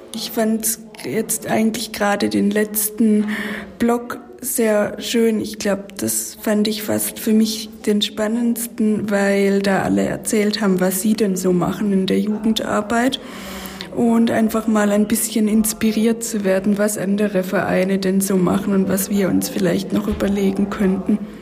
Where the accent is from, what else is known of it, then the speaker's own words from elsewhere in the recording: Baden-Württemberg, Germany; ich bin eigentlich, ähm, komme ich aus Württemberg